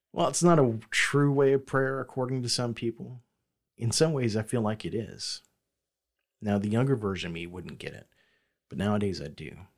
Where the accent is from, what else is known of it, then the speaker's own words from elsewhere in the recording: the South, United States; growing up in the South